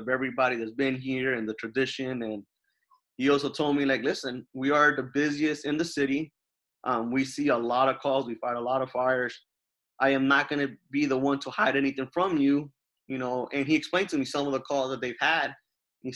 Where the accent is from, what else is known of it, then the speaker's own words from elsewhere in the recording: New Jersey, United States; moved away; also born or lived in Jacksonville, Florida; growing up in New Jersey, one of my best friends, he worked at the fire department